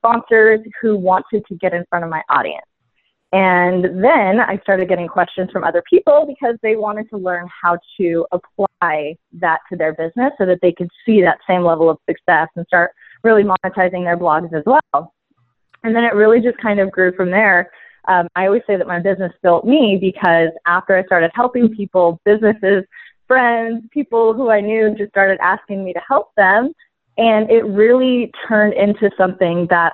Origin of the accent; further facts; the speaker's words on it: San Francisco Bay Area, California, United States; I am from the San Francisco Bay Area, born and raised, still here